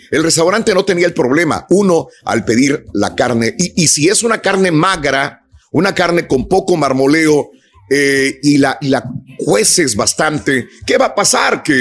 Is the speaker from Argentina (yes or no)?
no; Mexico; now in United States; yo cuando llegué de México acá a los Estados Unidos venía comiendo, pues carbón, eso es lo que comía